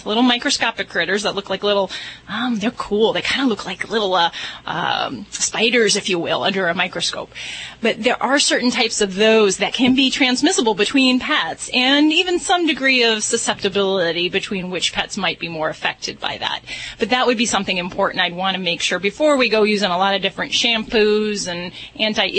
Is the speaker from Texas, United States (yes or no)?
no; Indiana, United States; That's where I hail from.